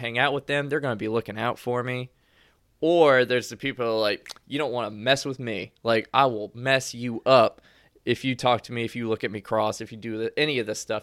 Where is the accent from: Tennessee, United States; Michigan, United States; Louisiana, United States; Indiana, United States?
Louisiana, United States; moved away as an adult; also born or lived in Kentucky; Growing up in Louisiana, I call everyone baby all the time.